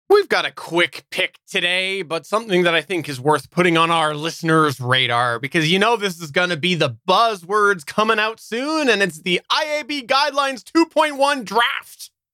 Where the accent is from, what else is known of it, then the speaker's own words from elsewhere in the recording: Canada; I'm Canadian